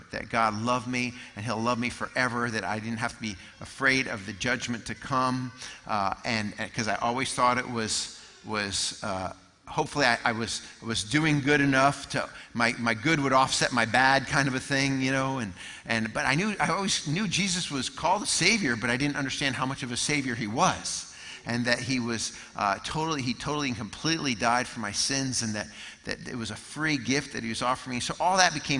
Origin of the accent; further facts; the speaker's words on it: Connecticut, United States; moved away as an adult; also born or lived in North Carolina; I grew up in Connecticut